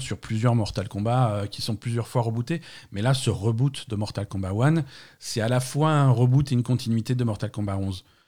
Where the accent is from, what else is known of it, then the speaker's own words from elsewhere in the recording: France; chez nous en France